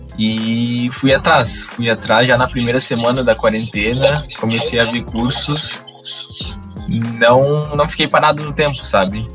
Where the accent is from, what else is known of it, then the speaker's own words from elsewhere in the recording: Joinville, Santa Catarina, Brazil; sou aqui de Joinville mesmo